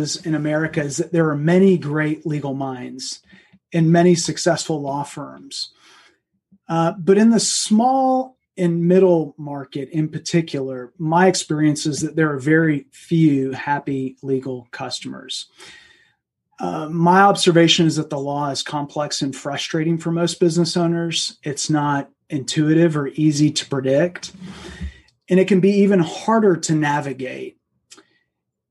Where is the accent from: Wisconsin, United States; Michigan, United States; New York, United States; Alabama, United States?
Michigan, United States; Flint; moved away; I grew up in Flint, Michigan, to be exact